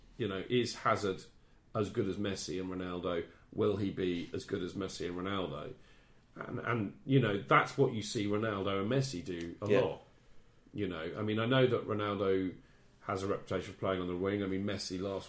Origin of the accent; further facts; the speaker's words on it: England, United Kingdom; as an Englishman